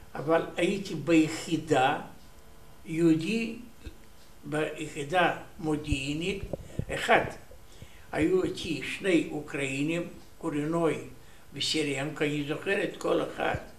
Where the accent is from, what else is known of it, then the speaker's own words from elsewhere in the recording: Soroca, Bessarabia, Moldova; Hebrew is a second language; moved away as an adult; also born or lived in Uzbekistan / Chișinău / Rehovot, Israel; now in Israel; נולדתי ב-4 למרץ 1926, יליד רומניה, איפה אני גדלתי